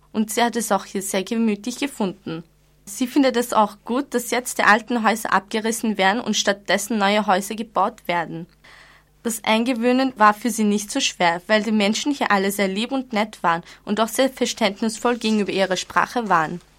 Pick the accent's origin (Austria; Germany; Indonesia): Austria; Vienna; Ich bin hier in Wien geboren und hier aufgewachsen. Ich komme aus Österreich, aber meine Eltern kommen aus der Türkei. Ich spreche daher auch Türkisch.